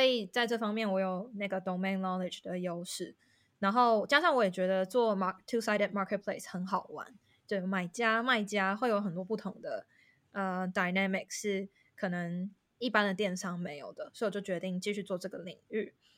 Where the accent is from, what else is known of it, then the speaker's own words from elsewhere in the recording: Taiwan; moved away as an adult; also born or lived in Netherlands / Singapore; now in London, United Kingdom; 身为台湾人